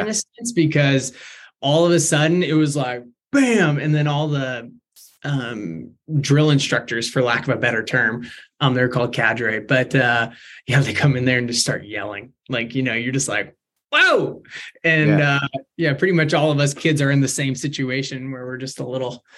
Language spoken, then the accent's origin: English; Beaverton, Oregon, United States; born and raised in Beaverton.